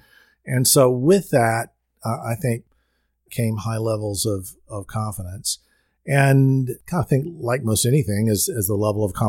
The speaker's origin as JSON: {"language": "English", "region": "Louisiana", "country": "United States", "tie": "born or raised there", "said": "Well, I grew up in Louisiana and very much in a sports-oriented family, an LSU family."}